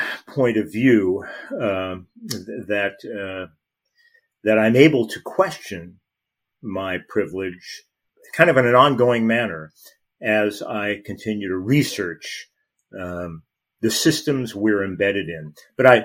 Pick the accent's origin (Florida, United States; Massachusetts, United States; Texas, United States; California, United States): California, United States; Los Angeles; I grew up in Los Angeles